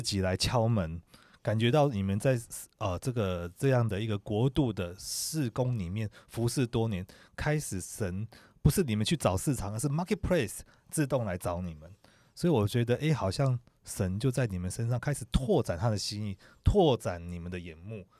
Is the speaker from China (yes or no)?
no; Taiwan; 我是台湾来的